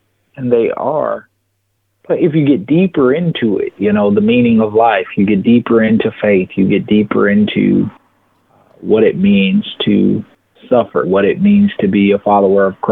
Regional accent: Atlanta, Georgia, United States; I grew up in Atlanta, Georgia

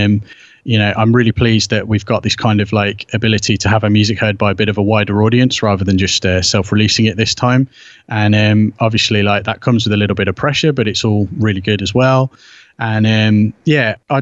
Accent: United Kingdom; being British and being the age that I am

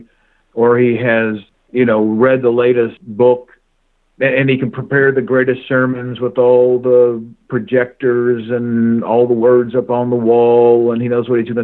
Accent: Kentucky, United States; I was born and raised in Kentucky

